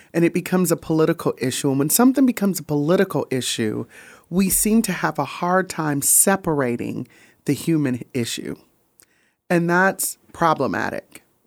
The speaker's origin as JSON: {"language": "English", "town": "Grand Rapids", "region": "Michigan", "country": "United States", "also_born_or_lived": "Memphis, Tennessee", "moved": "as an adult", "said": "I'm from Grand Rapids, Michigan"}